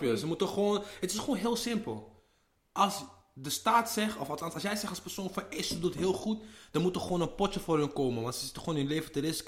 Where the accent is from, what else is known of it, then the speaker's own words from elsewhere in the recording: Amsterdam, North Holland, Netherlands; ik ben een Ghanese jongen uit de Belmer